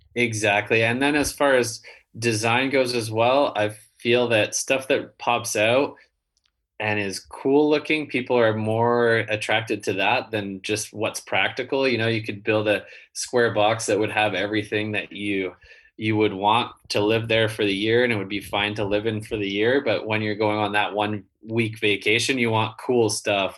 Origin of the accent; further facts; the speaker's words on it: Canada; also born or lived in San Diego; I'm Canadian